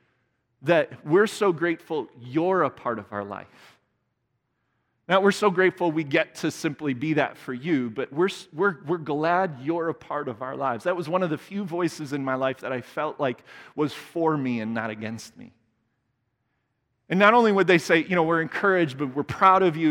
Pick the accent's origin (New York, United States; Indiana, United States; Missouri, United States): Indiana, United States; I grew up in Indiana. I'm a Hoosier.